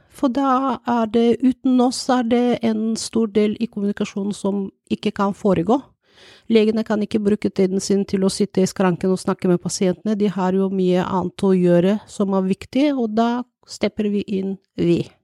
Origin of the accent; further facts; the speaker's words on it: Bulgaria; Norwegian is a second language; now in Norway; jeg kommer fra Bulgaria, jeg er jo utenlandsk